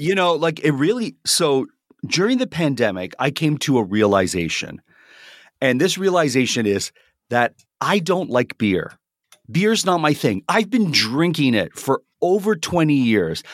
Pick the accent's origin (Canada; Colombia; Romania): Canada; I'm a Canadian